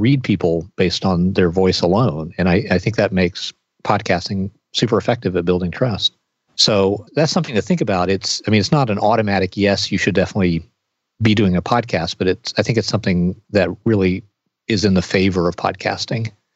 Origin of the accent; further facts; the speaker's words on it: the South, United States; when I was growing up in the South